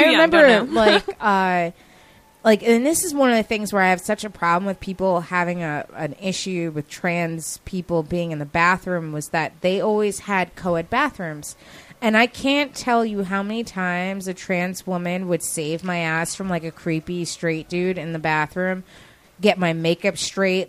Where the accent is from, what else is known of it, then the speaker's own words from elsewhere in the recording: Yonkers, New York, United States; now in New York City, United States; I'm from Westchester County, so it's like a half hour from New York